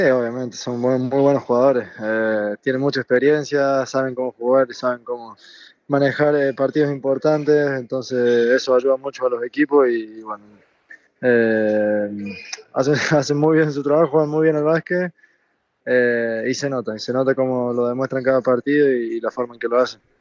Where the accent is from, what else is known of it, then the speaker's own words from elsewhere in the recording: Argentina; moved away as an adult; also born or lived in Barcelona, Spain; now in Germany; salí de Argentina, dejé mi familia